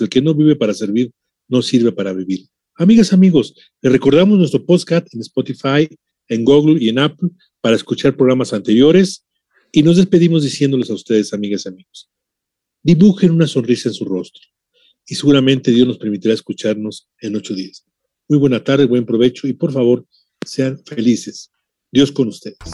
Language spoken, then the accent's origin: Spanish; Mexico; Yo soy mexicano